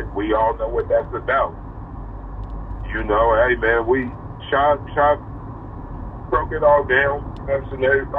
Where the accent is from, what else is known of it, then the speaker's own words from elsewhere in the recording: Seattle, Washington, United States; I'm from Seattle. So this is coming from the perspective of a dude from Seattle